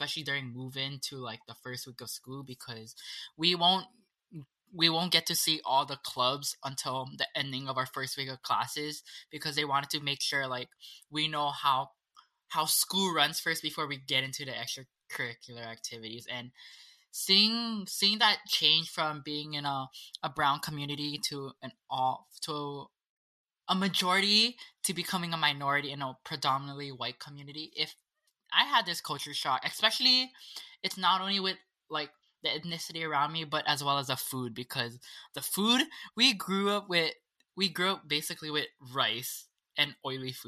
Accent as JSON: {"language": "English", "region": "Hawaii", "country": "United States", "tie": "born or raised there", "moved": "as an adult", "lives_now": "Portland, United States", "said": "growing up in Hawaii"}